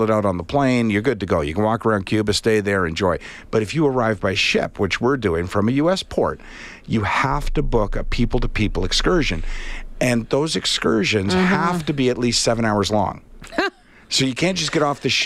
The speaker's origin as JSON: {"language": "English", "country": "Canada", "said": "I'm Canadian, because we all possess Canadian passports"}